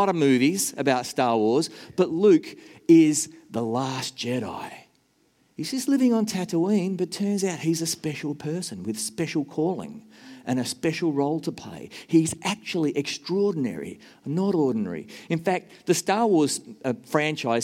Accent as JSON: {"language": "English", "country": "Australia", "also_born_or_lived": "Nashville, Tennessee, United States", "moved": "as an adult", "lives_now": "New Zealand", "said": "I'm an Australian and an American who wants to be a New Zealander"}